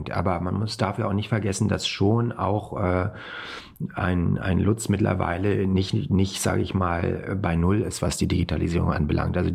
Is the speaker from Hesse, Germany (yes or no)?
yes; Kassel, Hesse, Germany; ich bin ja äh, in Kassel aufgewachsen.